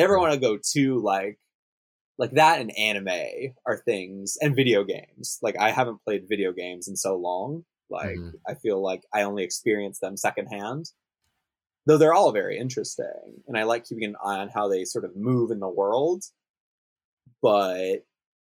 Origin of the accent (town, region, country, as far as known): Los Angeles, California, United States; born or raised there; moved away as an adult; now in Tokyo, Japan